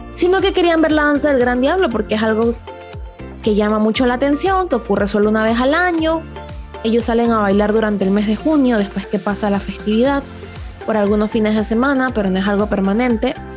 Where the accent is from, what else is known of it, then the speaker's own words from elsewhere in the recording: La Chorrera, Panamá Oeste, Panama; específicamente en mi pueblo de La Chorrera